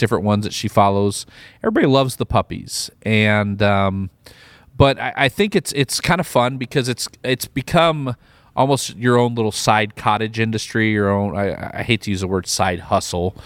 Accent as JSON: {"language": "English", "region": "Midwest", "country": "United States", "moved": "yes", "said": "I'm from the Midwest as well"}